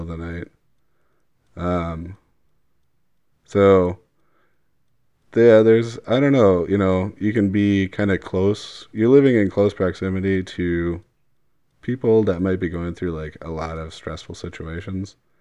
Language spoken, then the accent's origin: English; Wauwatosa, Wisconsin, United States; growing up in Wauwatosa